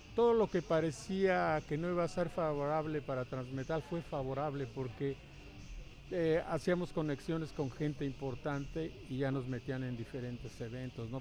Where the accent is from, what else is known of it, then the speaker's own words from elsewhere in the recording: Yurécuaro, Michoacán, Mexico; allá en mi pueblo, bueno, en nuestro pueblo que se llama Yurecuaro, Michoacán